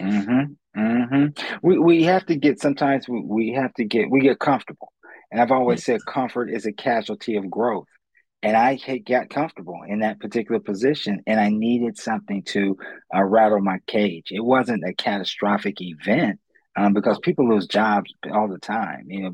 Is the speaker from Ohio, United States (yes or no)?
yes; Columbus, Ohio, United States; I'm born and raised in Columbus, Ohio